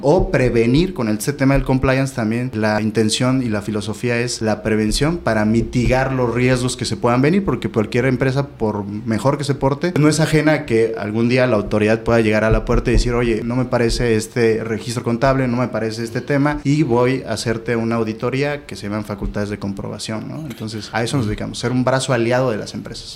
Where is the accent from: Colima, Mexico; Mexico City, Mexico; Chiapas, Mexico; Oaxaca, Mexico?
Oaxaca, Mexico; moved away as an adult; now in Tijuana, Mexico; Yo soy del estado de Oaxaca, nací ahí, estudié ahí la licenciatura en Derecho